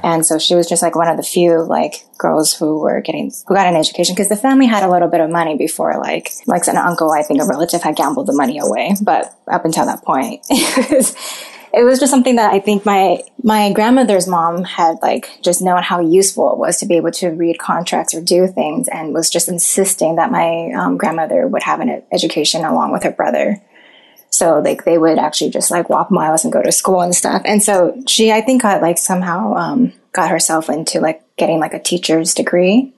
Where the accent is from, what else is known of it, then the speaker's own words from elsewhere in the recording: Monterey Park, California, United States; I did grow up in this very like like Asian neighborhood with all the people who looked like me and spoke Mandarin